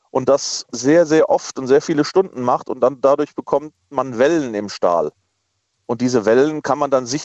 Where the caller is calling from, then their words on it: Dillenburg, Hesse, Germany; Hier ist … und ich komme aus Dillenburg. Das ist grob in der Nähe von Wetzlar.